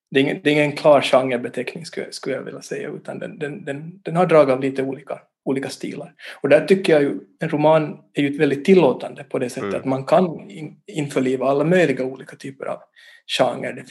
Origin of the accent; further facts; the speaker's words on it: Vaasa, Ostrobothnia, Finland; also born or lived in Turku; now in Helsinki, Finland; jag är ju ursprungligen från, från Vasa, född och uppvuxen där. Och sen har jag bott på olika ställen. Jag har bott i, Åbo till exempel där jag studerar filosofi. Och nu bor jag i Helsingfors